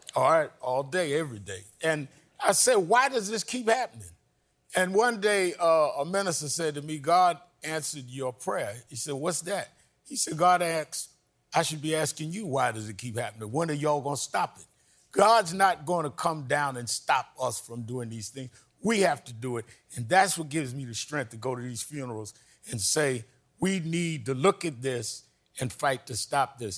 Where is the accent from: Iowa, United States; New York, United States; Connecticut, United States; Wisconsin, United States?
New York, United States; New York City; I was born and raised in Brooklyn, New York.